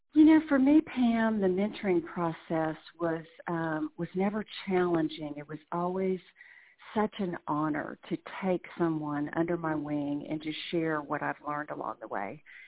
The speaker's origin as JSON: {"language": "English", "town": "Dallas", "region": "Texas", "country": "United States", "tie": "born or raised there", "also_born_or_lived": "Birmingham, Alabama", "moved": "as an adult", "lives_now": "Alabama, United States", "said": "I was born and raised in Dallas lived there my entire life"}